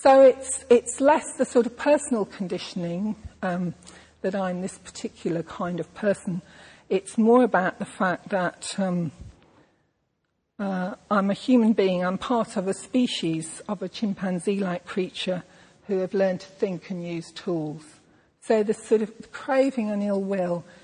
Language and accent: English; England, United Kingdom; I am a white, middle-class English woman